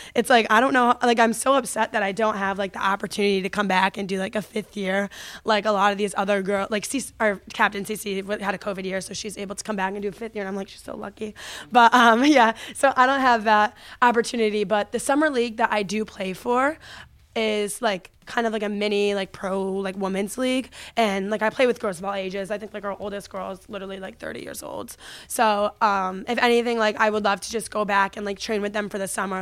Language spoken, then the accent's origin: English; Connecticut, United States; I'm from Connecticut, so the first club that I ever played for was F S A, which is Farmington Sports Arena